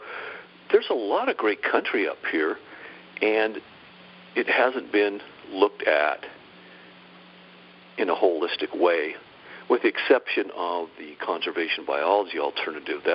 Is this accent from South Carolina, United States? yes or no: no; Utah, United States; I grew up in Utah, which didn't have any more grizzlies.